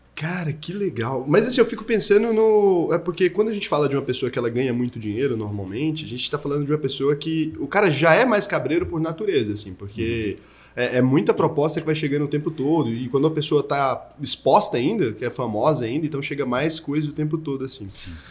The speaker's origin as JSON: {"language": "Portuguese", "town": "Goiânia", "region": "Goiás", "country": "Brazil", "moved": "yes", "lives_now": "São Paulo, Brazil", "said": "Eu sou de Goiânia"}